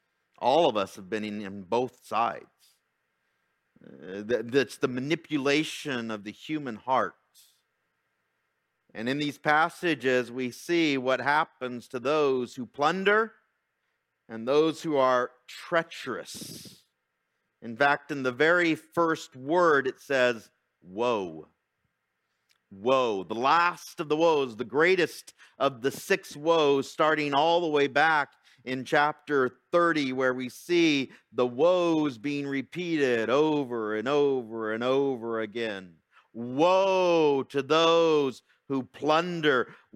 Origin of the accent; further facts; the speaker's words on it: Fontana, California, United States; I remember growing up in Fontana, and we had these, you know, beautiful tomato plants.